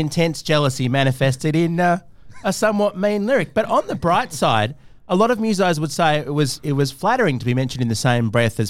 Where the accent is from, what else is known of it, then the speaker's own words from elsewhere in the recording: Sydney, New South Wales, Australia; we're all roughly the same age, and we grew up in Sydney